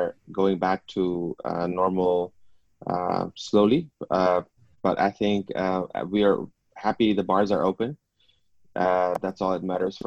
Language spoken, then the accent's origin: English; Hong Kong; I was born in and I grew up here in Hong Kong